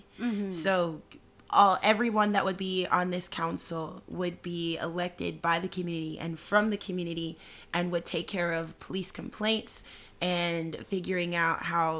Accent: Memphis, Tennessee, United States; Memphis, Tennessee.

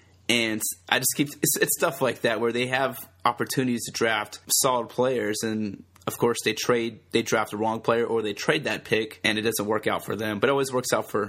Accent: Oklahoma, United States; Growing up, my dad was in the military, so even though I was born and raised in Oklahoma, I don't have roots here.

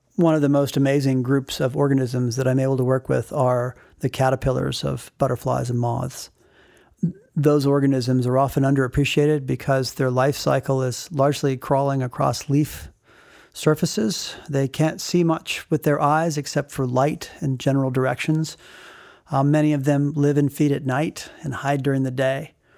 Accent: Rifle, Colorado, United States; growing up in Rifle

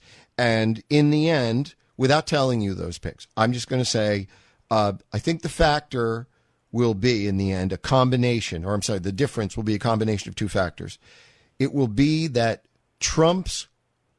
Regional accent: New York, United States; I grew up in New York.

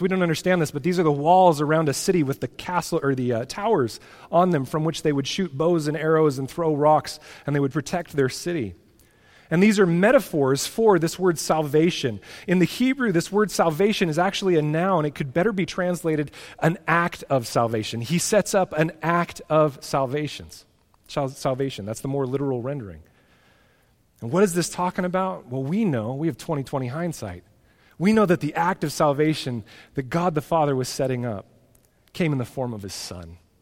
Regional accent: United States; American Christians

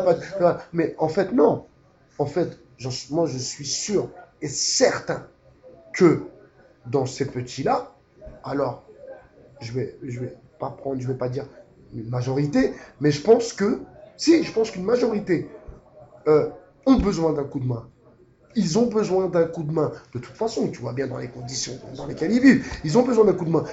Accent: France; nous en tant que Français

